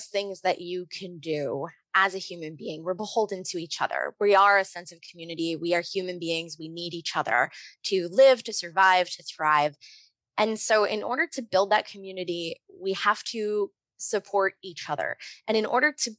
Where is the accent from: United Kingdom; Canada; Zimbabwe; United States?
United States; New Jersey; I grew up in the Lutheran Church, ELCA, in New Jersey